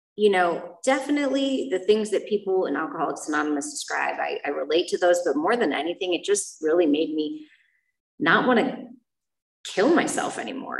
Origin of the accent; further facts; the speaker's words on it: Chicago, Illinois, United States; moved away; I am from Chicago